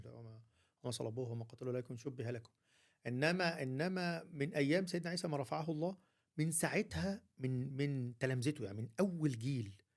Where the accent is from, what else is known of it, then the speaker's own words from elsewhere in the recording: Egypt; عندنا في مصر